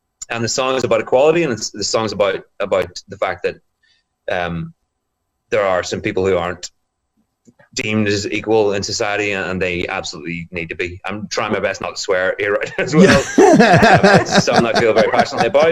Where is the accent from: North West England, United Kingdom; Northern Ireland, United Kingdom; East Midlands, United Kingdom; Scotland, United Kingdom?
Northern Ireland, United Kingdom; Bangor; born and raised in Northern Ireland in my hometown here in Bangor.